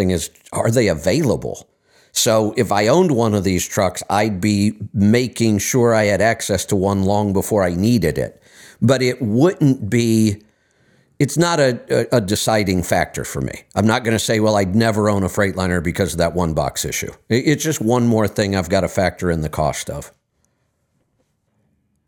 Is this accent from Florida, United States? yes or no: no; Northeast Ohio, United States; when I was in high school and growing up in Northeast Ohio